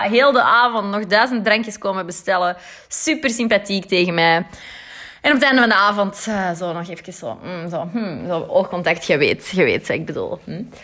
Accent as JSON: {"language": "Dutch", "town": "Antwerp", "region": "Flanders", "country": "Belgium", "said": "ik ben uit Antwerpen"}